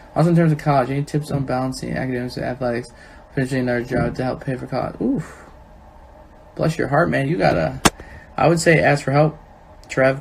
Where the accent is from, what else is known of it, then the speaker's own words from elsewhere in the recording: Chicago, Illinois, United States; because we're Chicagoans and Illinoisans. I think I'm always Chicagoan